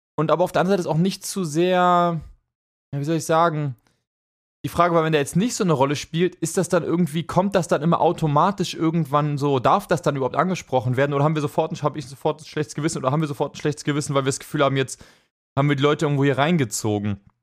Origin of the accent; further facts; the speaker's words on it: Hamburg, Germany; das war damals bei uns in Hamburg